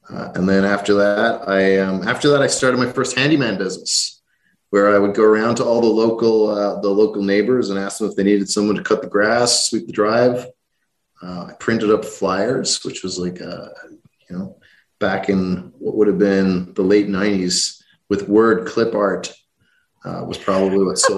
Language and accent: English; Rathcoole, Leinster, Ireland; I grew up uh, outside uh, outside a small town outside Dublin called Rathcoole.